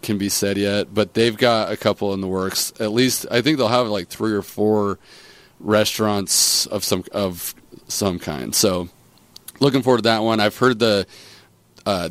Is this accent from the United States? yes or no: yes; St. George, Utah, United States; this is actually where I grew up. I grew up right here on the Black Hill